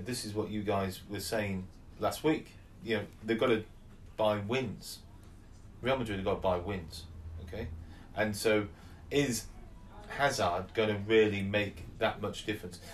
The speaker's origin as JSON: {"language": "English", "region": "England", "country": "United Kingdom", "said": "we're we're you know we're English"}